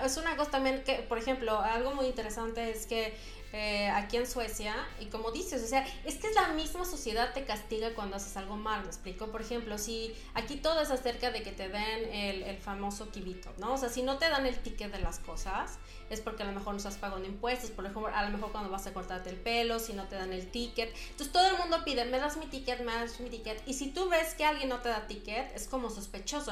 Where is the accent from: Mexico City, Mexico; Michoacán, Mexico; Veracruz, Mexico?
Mexico City, Mexico; moved away as an adult; yo vivía en la Ciudad de México